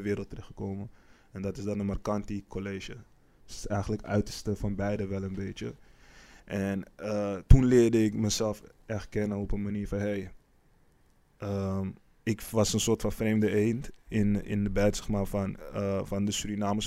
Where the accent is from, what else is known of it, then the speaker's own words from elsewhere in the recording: Amsterdam, North Holland, Netherlands; geboren op 21 mei 1991 in Amsterdam. Eh, deels opgegroeid in eh, Amsterdam-Oost en deels ook in Amsterdam-West